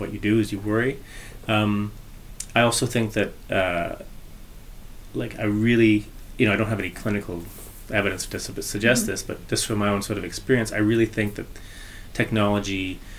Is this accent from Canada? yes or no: yes; Toronto, Ontario, Canada; moved away; also born or lived in Lower Mainland, British Columbia; I grew up in Ontario and I grew up in Toronto